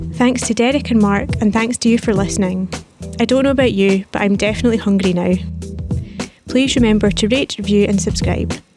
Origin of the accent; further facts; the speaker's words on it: Fife, Scotland, United Kingdom; moved away; I'm from Fife, so I'll need to come back and I'm not from St Andrews